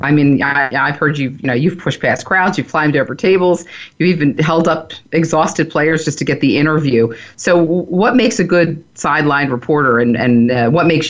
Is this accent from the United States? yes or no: yes; Philadelphia, Pennsylvania, United States; I grew up in Philadelphia with three brothers